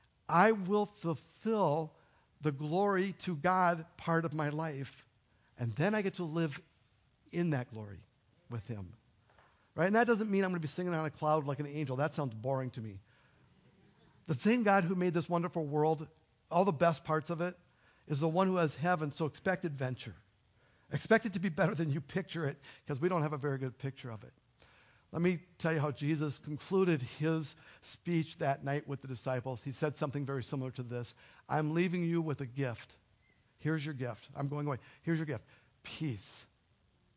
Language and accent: English; United States; I'm an American